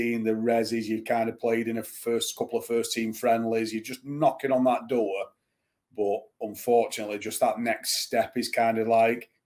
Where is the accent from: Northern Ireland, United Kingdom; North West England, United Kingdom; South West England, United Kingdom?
North West England, United Kingdom; Bolton; also born or lived in Manchester, United Kingdom / Exeter, United Kingdom; Growing up in Bolton and Manchester